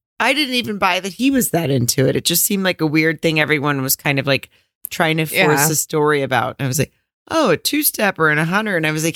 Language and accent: English; Arkansas, United States; I grew up in Arkansas.